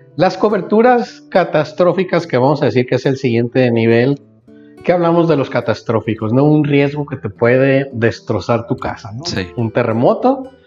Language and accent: Spanish; Mazatlán, Sinaloa, Mexico; also born or lived in Guadalajara; crecí eh, toda mi vida en Mazatlán, no obstante que nací en Guadalajara